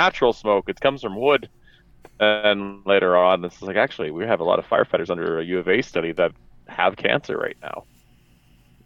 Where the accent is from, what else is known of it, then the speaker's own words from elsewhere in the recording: Alberta, Canada; I'm back in Alberta. I'm from Alberta